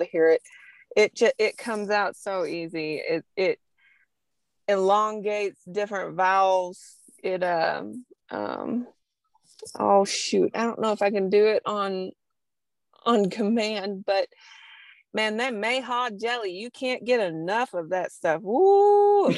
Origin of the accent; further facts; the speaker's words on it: Southern U.S., United States; accent: Southern; I'm from the Southern U.S. So my y'all and heathens and oil will come out real easy